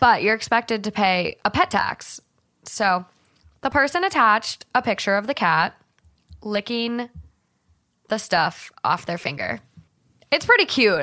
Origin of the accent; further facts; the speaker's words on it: Minnesota, United States; growing up in Minnesota